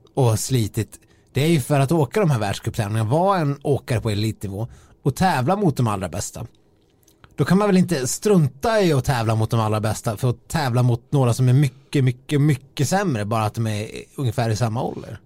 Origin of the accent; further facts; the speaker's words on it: Dalarna County, Sweden; moved away; de tre, fyra gångerna jag har varit hemma i Dalarna under vintern